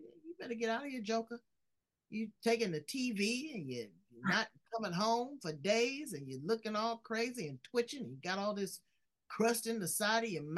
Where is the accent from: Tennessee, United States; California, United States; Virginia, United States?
California, United States; Los Angeles; I'm from South Central LA.